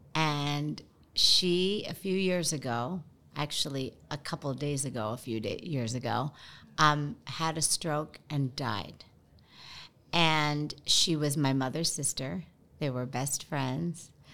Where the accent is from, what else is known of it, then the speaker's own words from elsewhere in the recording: Philippines; I'm Filipino